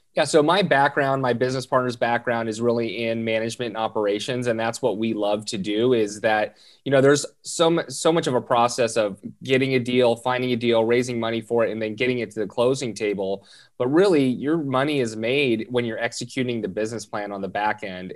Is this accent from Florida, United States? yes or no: no; Southern California, United States; born and raised in Southern California